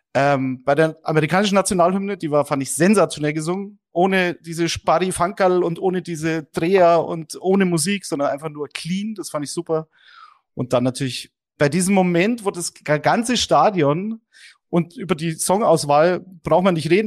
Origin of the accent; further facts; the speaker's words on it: Munich, Bavaria, Germany; München, das ist meine Heimatstadt